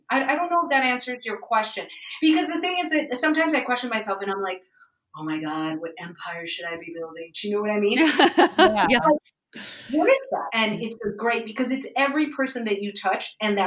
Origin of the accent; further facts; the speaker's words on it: New York City, New York, United States; I grew up in Manhattan